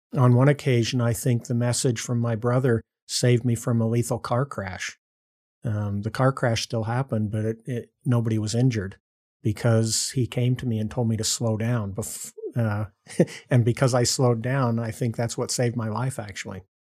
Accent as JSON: {"language": "English", "town": "Morgan", "region": "Utah", "country": "United States", "tie": "born or raised there", "also_born_or_lived": "California / New Jersey", "said": "they moved back to Morgan, Utah, w, rural Utah, uh, where they'd both been born and raised, and that's where I pretty much grew up"}